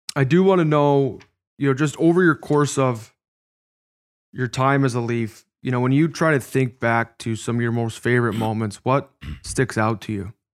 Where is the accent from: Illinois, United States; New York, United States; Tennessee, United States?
Illinois, United States; Chicago; moved away; my first N H L game was in my hometown. It was in Chicago